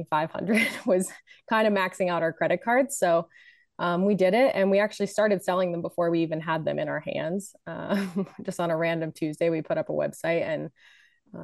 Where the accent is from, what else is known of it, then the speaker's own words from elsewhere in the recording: New Jersey, United States; moved away as an adult; I grew up in New Jersey